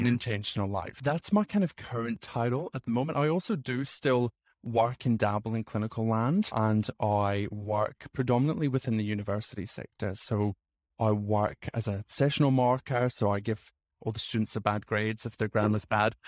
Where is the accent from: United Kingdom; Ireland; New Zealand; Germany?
United Kingdom; Scotland; moved away as an adult; also born or lived in Sydney, Australia / England / Fiji; now in Canberra, Australia; I grew up in Scotland